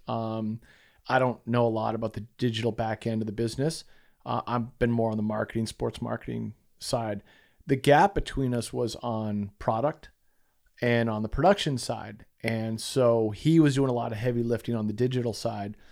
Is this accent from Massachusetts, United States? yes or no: yes; Massachusetts, United States; moved away as an adult; also born or lived in Utah / San Diego; We grew up in Massachusetts together